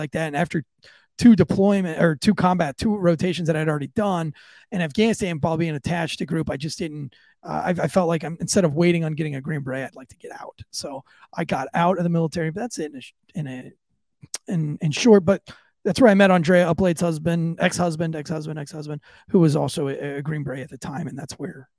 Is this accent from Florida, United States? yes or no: yes; Florida, United States; I am from Florida. Yes, I am from Florida.